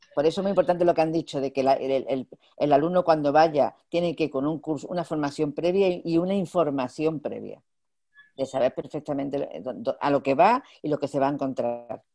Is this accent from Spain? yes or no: yes; Andalusia, Spain; como buena andaluza